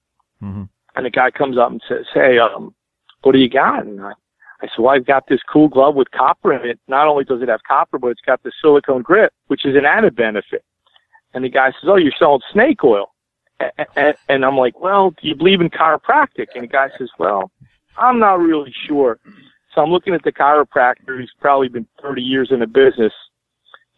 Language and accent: English; Northeast, United States; I'm from the Northeast.